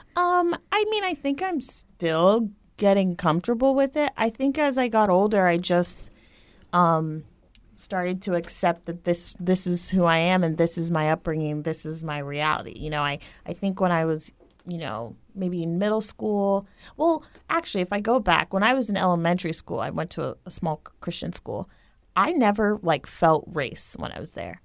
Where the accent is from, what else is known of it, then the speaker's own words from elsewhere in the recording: Tampa, Florida, United States; I grew up here in Tampa, Florida